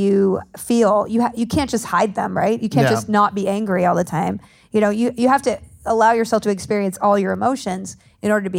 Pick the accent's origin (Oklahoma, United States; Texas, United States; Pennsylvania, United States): Texas, United States; moved away; I grew up in Texas